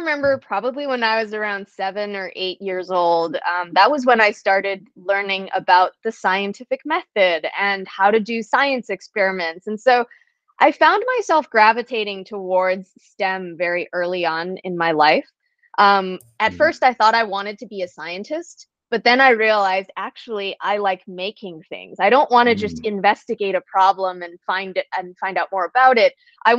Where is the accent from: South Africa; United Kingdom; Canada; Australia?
Canada; Calgary, Alberta; moved away as an adult; now in United States; So I was born and raised in Calgary, Alberta, Canada, which is basically oil and gas country, right? I think it's like everyone always kind of jokes it's the Texas of Canada.